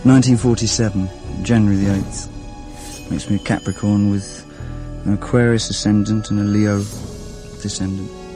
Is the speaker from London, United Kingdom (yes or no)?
yes; London, United Kingdom; I was born in Brixton